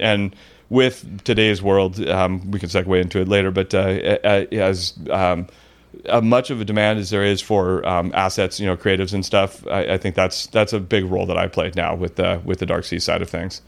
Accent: Mission Viejo, California, United States; also born or lived in Lake Forest, California; born and raised in Orange County.

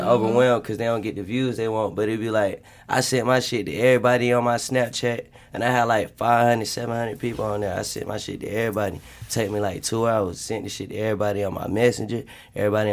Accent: Winston-Salem, North Carolina, United States; I'm from Winston-Salem, North Carolina.

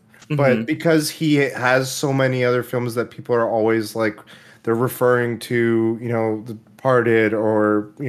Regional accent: Oklahoma, United States; moved away; I was born in Oklahoma, and I remember we had a local theater. I was in a small town

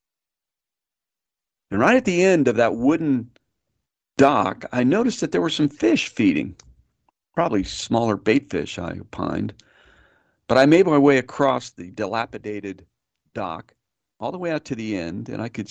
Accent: San Antonio, Texas, United States; also born or lived in Austin, Texas; As a young boy growing up in San Antonio, my grandfather was a welder

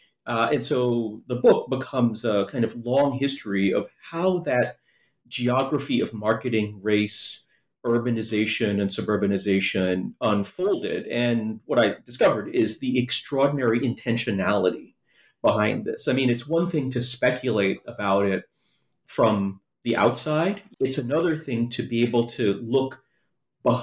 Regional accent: New York City, New York, United States; there's a long backstory to my interest in menthol cigarettes that dates to my childhood growing up in New York City.

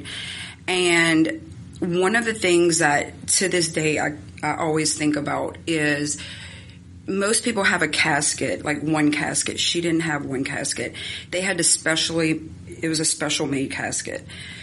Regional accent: right outside of Baton Rouge, South Louisiana, United States; I was born right outside of Baton Rouge, and my mom was a single parent, and I kind of grew up in our home.

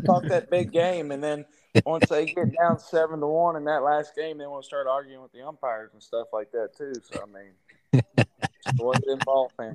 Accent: Texas, United States; growing up in Texas, I mean, I'm a huge Rangers fan

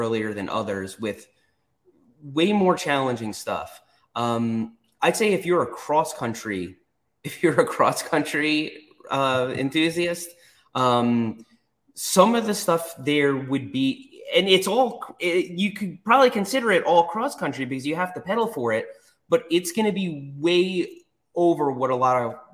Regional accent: New York, United States; also born or lived in Florida; now in North Carolina, United States; I grew up in New York

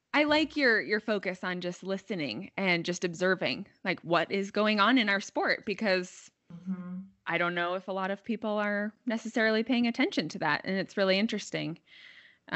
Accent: Bend, Oregon, United States; I'm from Bend, Oregon

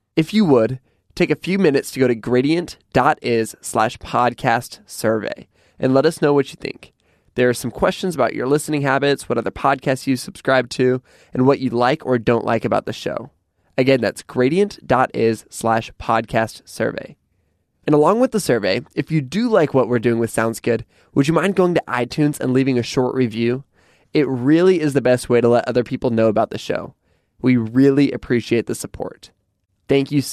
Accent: Pacific Northwest, United States; I grew up in a small little town in the Pacific Northwest

